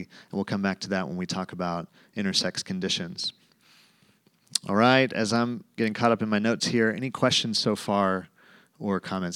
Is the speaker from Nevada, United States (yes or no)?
no; Tulsa, Oklahoma, United States; moved away; I grew up in Tulsa, Oklahoma, went to Jinx High School